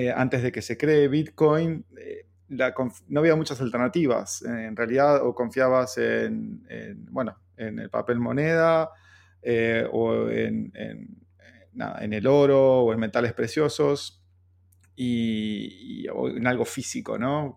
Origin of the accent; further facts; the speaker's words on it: Argentina; siendo argentino